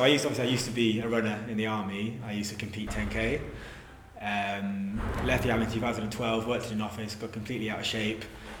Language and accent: English; Yorkshire and the Humber, United Kingdom; now in Bristol, United Kingdom; So I live in Bristol. I'm from Yorkshire originally. Been in Bristol six years.